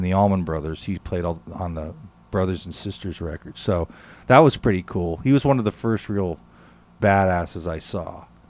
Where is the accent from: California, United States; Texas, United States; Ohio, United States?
California, United States; Lafayette; I grew up in Lafayette, California